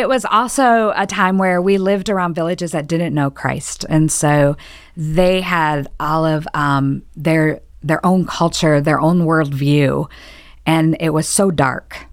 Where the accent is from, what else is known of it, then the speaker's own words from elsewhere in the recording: Michigan, United States; moved away; I was born and raised in Michigan